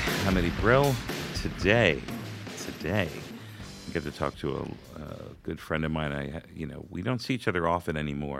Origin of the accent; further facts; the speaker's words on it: Brooklyn, New York, United States; now in Manhattan, United States; Which always made me laugh because I'm from Brooklyn.